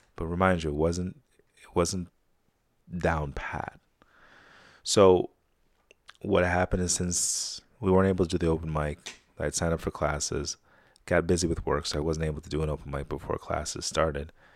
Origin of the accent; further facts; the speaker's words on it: Saratoga, United States; growing up in Saratoga.